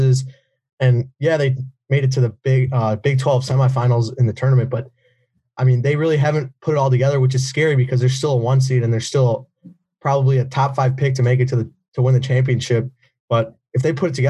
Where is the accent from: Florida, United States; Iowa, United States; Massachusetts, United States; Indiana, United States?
Indiana, United States; I'm from Indiana, so I'm not too far from Purdue.